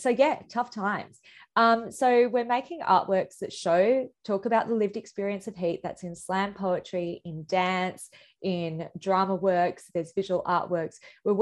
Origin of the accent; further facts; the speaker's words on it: India; now in Australia; I'm a migrant myself. I'm an Indian Australian.